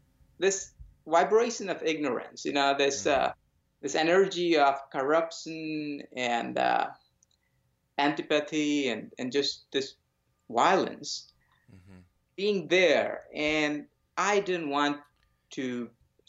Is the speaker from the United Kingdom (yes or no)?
no; India; I was born in India to a nice little family of yogis